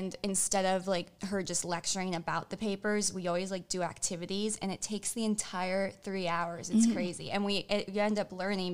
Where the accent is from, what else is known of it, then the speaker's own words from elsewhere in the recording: Florida, United States; I'm from Florida